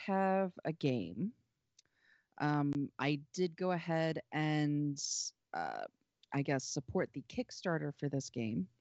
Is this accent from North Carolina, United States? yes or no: yes; North Carolina, United States; moved away; I grew up in North Carolina. I spent a good number of, you know, the first couple of years of my life in North Carolina